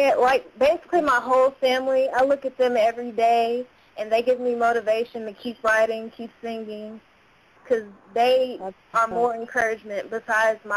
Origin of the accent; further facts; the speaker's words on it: Houston, Texas, United States; now in Dallas, United States; I'm from Houston, Texas